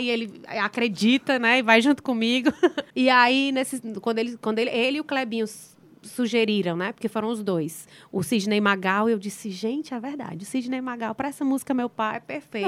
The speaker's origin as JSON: {"language": "Portuguese", "region": "Ceará", "country": "Brazil", "said": "eu sou cearense, nordestina, então, as minhas raízes são daqui do Nordeste"}